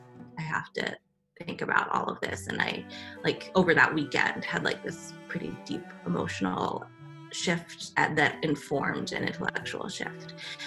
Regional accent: United States; parts of the family had come here, and I was born here in the States.

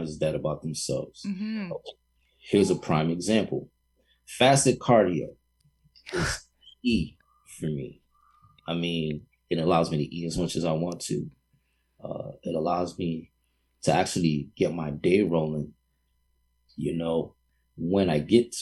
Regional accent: New York City, New York, United States; moved away; also born or lived in Boston; being from New York City, a hardcore New Yorker, even having lived in Boston

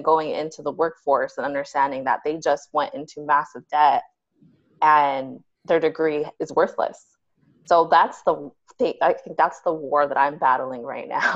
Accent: Salt Lake City, Utah, United States; moved away as an adult; also born or lived in California / Pennsylvania; I'm a Chicana Puerto Rican, born and raised in Salt Lake City, Utah

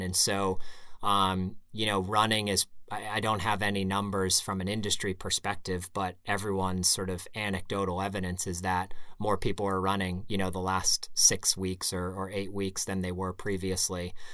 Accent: Pittsburgh, Pennsylvania, United States; moved away as an adult; also born or lived in Connecticut; now in New England, United States; I grew up in Pittsburgh.

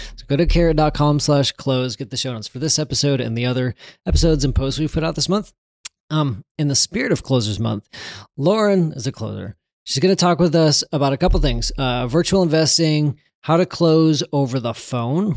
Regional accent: Texas, United States; I'm from Texas

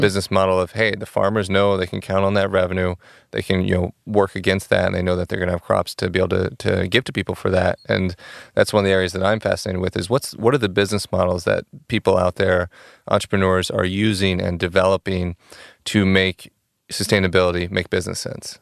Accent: Oklahoma, United States; now in Chicago, United States; I'm from, I'm originally from Oklahoma, and I've been in Chicago for, like, seven years.

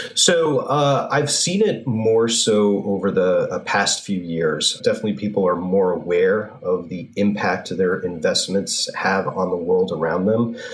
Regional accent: North Haven, Connecticut, United States; I grew up in North Haven.

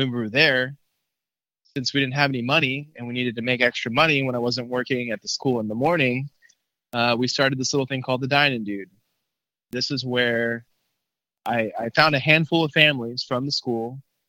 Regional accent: McAllen, Texas, United States; moved away as an adult; also born or lived in Austin, Texas / College Station, Texas; So after Austin, we had to move back to my hometown in McAllen, Texas, which is, you know, 5 minutes across, is really close to the border. You know, I was born and raised there in South Texas

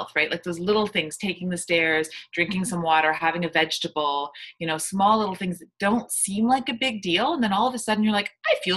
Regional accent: Canada; I'm from Canada

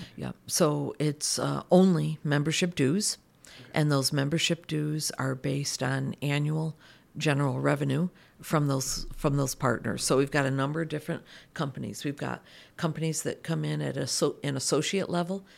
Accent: United States; moved away as an adult; moved back to my home country, which is the United States

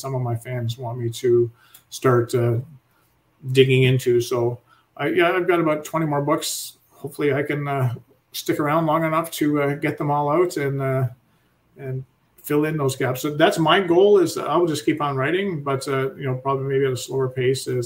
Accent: Canada; being a Canadian

